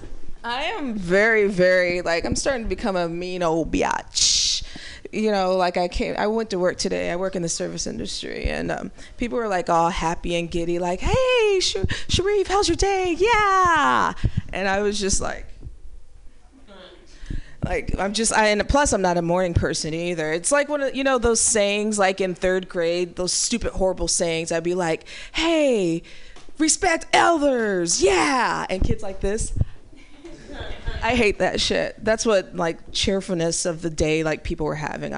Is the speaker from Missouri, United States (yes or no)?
yes; Ferguson, Missouri, United States; growing up in Ferguson, Missouri